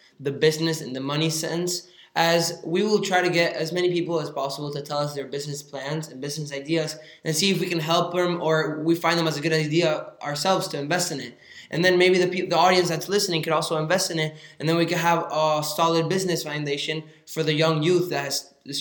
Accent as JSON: {"language": "English", "country": "Argentina", "tie": "born or raised there", "moved": "yes", "lives_now": "United States", "said": "I was born in Argentina. I came to the U.S. about 6 years ago."}